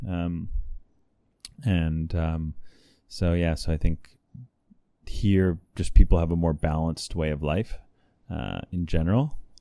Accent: California, United States; I'm from California, and just briefly, I grew up in an intentional community

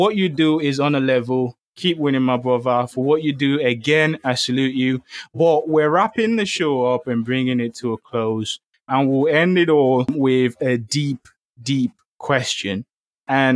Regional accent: Lagos, Nigeria; I grew up in Lagos. It was a happy time.

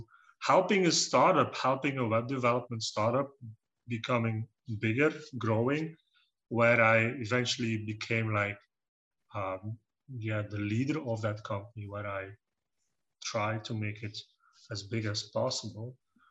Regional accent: Belgium; I'm from Belgium. I'm pure Belgian. I've been living here for almost 40 years now, more than 40 years. And yeah, I've been growing up in the countryside

